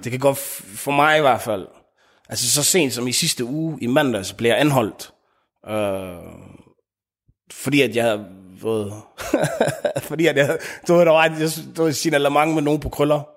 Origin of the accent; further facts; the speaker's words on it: Denmark; ud i Frunlund, hvor, jeg, hvor min familie har hvor jeg vokset op, og hvor jeg voksede op, og hvor vi har boet siden.